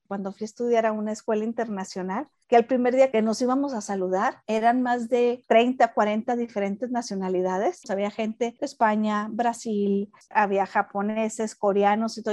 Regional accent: Mexico; como buena mexicana

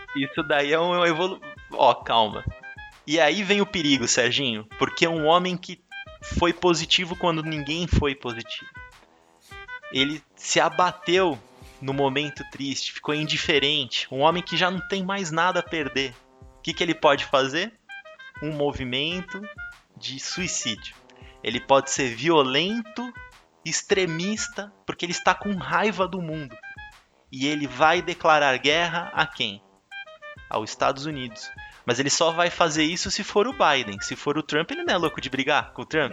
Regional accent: Brazil; Eu, como um bom brasileiro

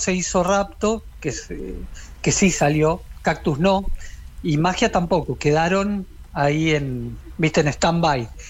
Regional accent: Quilmes, Buenos Aires Province, Argentina; Yo tenía 12 años, soy de Quilmes y tomaba clases de guitarra

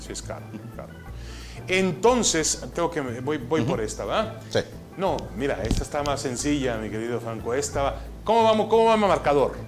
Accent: Mexico; also born or lived in Ashkelon, Israel; now in San Diego, United States; Yo siempre me soy y me siento mexicano. Llegué a este país desde muy pequeño, nunca tuve otro pasaporte más que el mexicano.

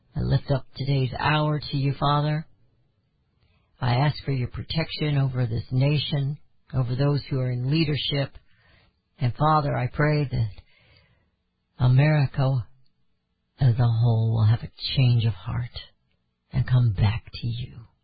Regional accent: United States; as Americans

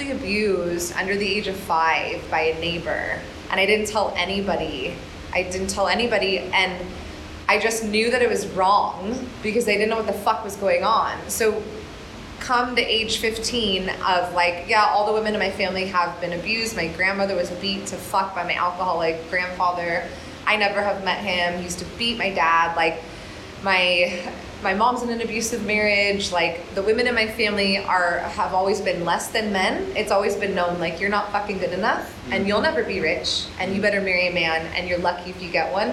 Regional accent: Orange County, California, United States; moved away as an adult; now in Bali, Indonesia; I am originally from Orange County, and I moved to Bali in 2012

